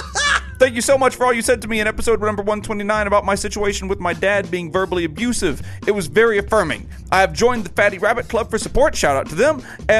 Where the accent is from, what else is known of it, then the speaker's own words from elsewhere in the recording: Canada; since I'm Canadian